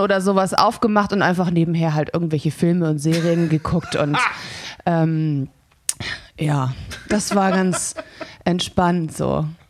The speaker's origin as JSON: {"language": "German", "town": "Stuttgart", "region": "Baden-Württemberg", "country": "Germany", "tie": "born or raised there", "said": "ich komme gebürtig aus Stuttgart"}